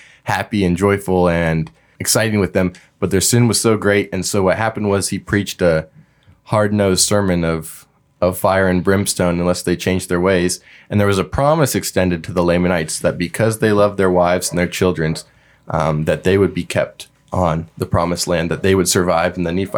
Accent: Iowa, United States; now in Missouri, United States; I, for the longest time, have been an Iowan in the Missouri side of things and a stranger in a faraway land. And so I get to come back to my homeland

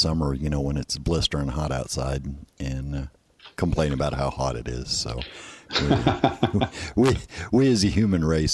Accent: Midwest, United States; moved away; growing up in the Midwest

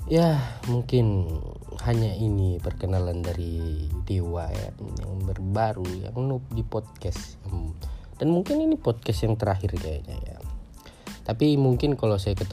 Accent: Gorontalo, Indonesia; born there; tapi saya lahirnya Indonesia tapi ya saya bangga jadi anak Indonesia saya lahir di Gorontalo Regency

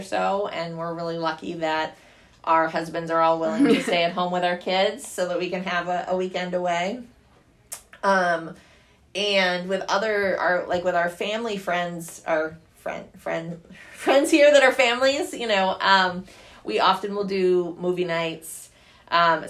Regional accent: Rhode Island, United States; moved away; also born or lived in Pennsylvania; I grew up originally in Rhode Island and then Pennsylvania.

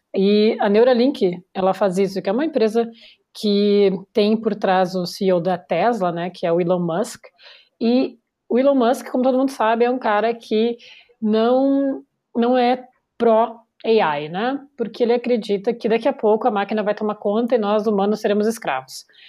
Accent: Porto Alegre, Rio Grande do Sul, Brazil; moved away; eu vim de Porto Alegre

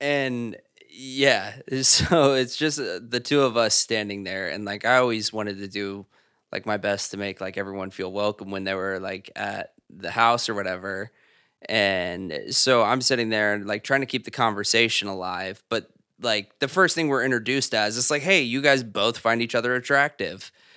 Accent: Zionsville, Indiana, United States; moved away as an adult; now in New York City, United States; I am originally from Zionsville, Indiana. It's where I went to high school, um, and where I grew up

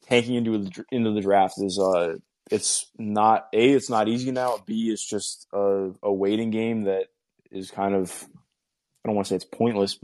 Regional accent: Cleveland, Ohio, United States; Growing up in Cleveland

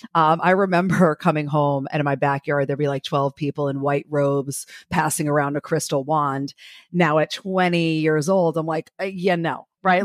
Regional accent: New Jersey, United States; also born or lived in Brooklyn, New York; now in Florida, United States; I was born in Brooklyn and raised in New Jersey

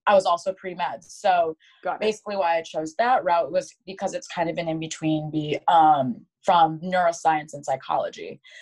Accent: Caledonia, Michigan, United States; I grew up in Michigan. I grew up in a town called Grand Rapids, Michigan, uh, specifically Caledonia

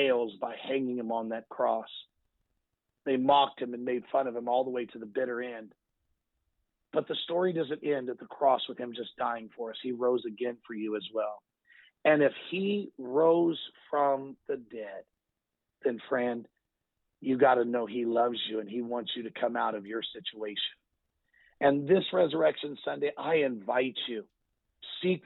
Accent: United States; As an American people

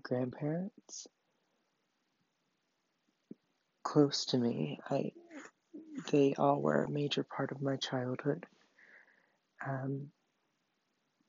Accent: Baltimore, Maryland, United States; I was born on July 4th, 2001, in Baltimore, Maryland

